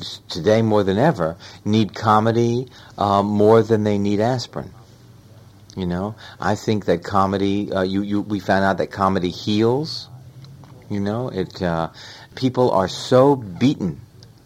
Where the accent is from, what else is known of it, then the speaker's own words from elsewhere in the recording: New York, United States; I was born and raised in New York.